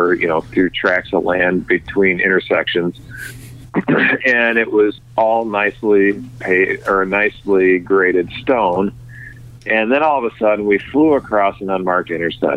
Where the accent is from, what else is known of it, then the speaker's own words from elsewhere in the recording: Illinois, United States; my hometown in Illinois